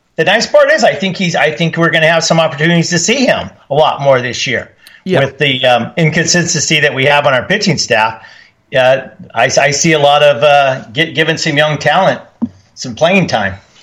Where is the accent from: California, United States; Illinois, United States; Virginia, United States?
California, United States; Long Beach; I, I was born in Long Beach. My children were born in Long Beach. I met my wife in Long Beach.